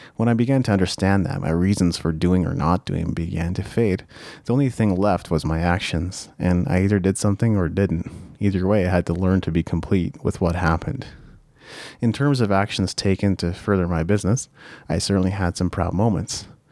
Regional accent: Japan; moved away; As a child, I was brought up in Japan, and that has had an irreversible impact on the way I am.

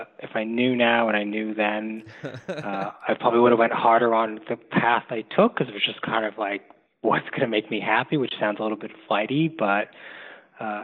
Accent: Toronto, Ontario, Canada; now in Montreal, Canada; I grew up in Toronto, Canada.

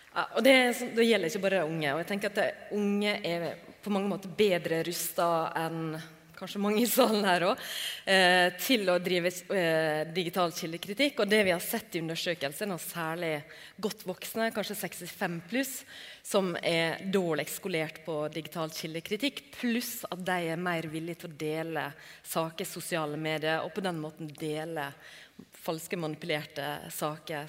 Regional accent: Norway; hos oss i Norge

